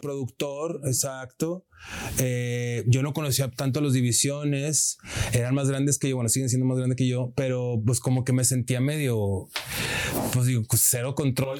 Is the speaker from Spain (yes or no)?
no; Monterrey, Nuevo León, Mexico; moved away; Soy regio italiano, mi padre es italiano.